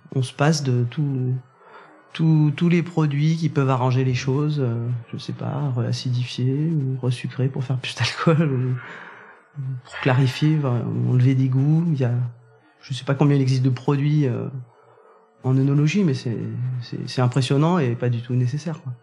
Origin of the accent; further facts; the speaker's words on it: Saint-Amour, Bourgogne-Franche-Comté, France; moved away as an adult; also born or lived in Jura / Mâconnais; now in Corbières, France; J'ai grandi dans le, dans le Beaujolais, au milieu des vignes, à Saint-Amour